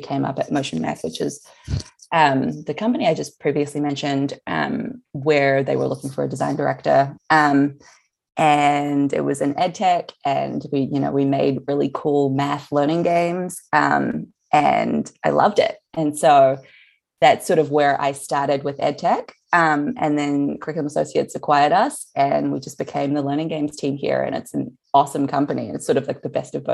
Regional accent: New Zealand; moved away as an adult; also born or lived in Hong Kong; now in San Francisco, United States; I was born in Hong Kong, grew up in New Zealand.

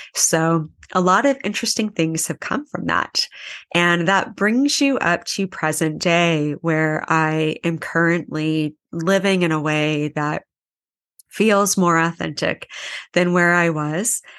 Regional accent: Anchorage, Alaska, United States; moved away as an adult; now in Kauai, United States; I am from Anchorage, Alaska

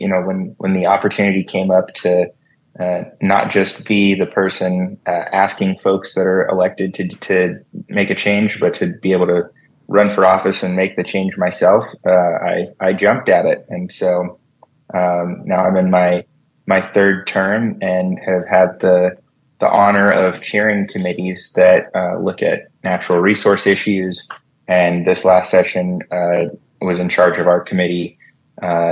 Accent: Las Vegas, Nevada, United States; I was born and raised here in Las Vegas, so I grew up here.

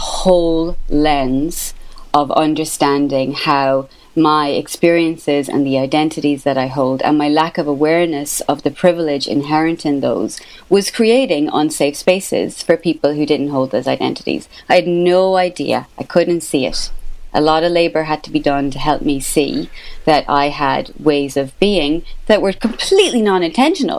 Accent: Ireland; accent: Irish; as an Irish person with this accent

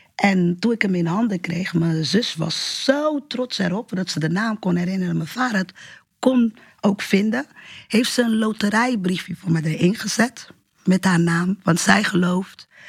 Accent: Portugal; now in Rotterdam, Netherlands; ik ben geboren in Portugal. Ik woon nu in Rotterdam.

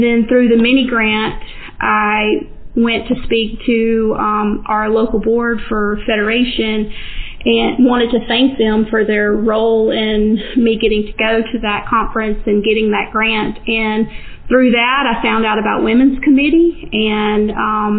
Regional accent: Talladega, Alabama, United States; also born or lived in Georgia; I'm from Talladega, and my family and all my growing up years was very agriculture center

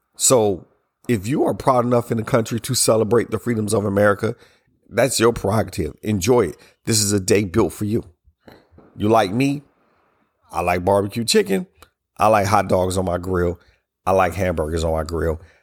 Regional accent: United States; as we celebrated the privileges of being Americans

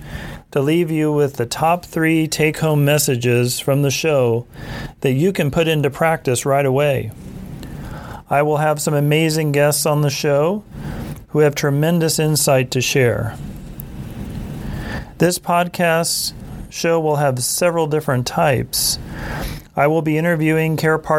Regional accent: Tulsa, Oklahoma, United States; also born or lived in Rochester, Minnesota; My background is that I was raised in Tulsa, Oklahoma.

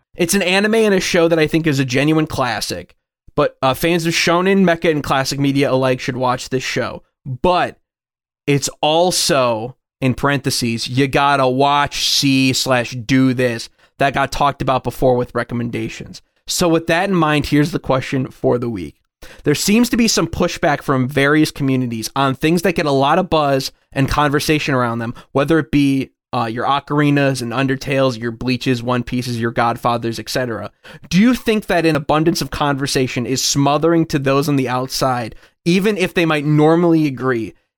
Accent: Chicago, Illinois, United States; I'm from the Chicagoland area, not really from the Springfield area.

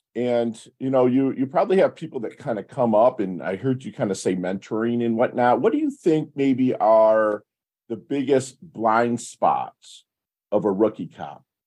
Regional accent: Detroit, Michigan, United States; I'm from Detroit. And a lot of my, my people my age, I'm 50

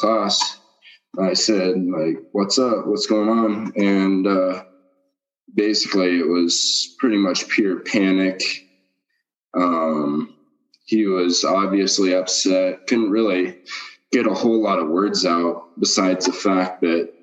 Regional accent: Montana, United States; I'm from Millstone, Montana. I grew up on a ranch and run Black Angus cows and born and raised there

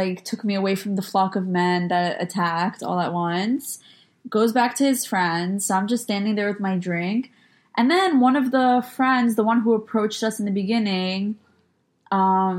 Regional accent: New York, United States; actually, I'm from New York

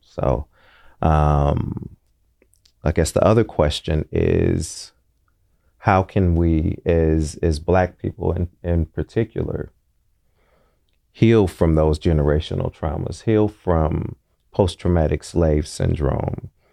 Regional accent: Oakland, California, United States; growing up in Deep East Oakland

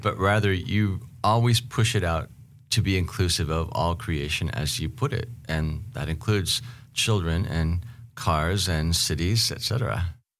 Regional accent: Seattle, Washington, United States; moved away; also born or lived in Istanbul / Chicago / Vancouver; I was born and raised in Seattle

